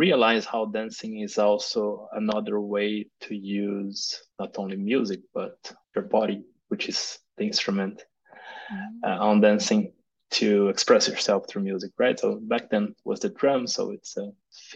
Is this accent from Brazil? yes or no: yes; Brazil; moved away as an adult; also born or lived in Germany; now in Portugal; I moved here to Portugal, but I'm originally from Brazil.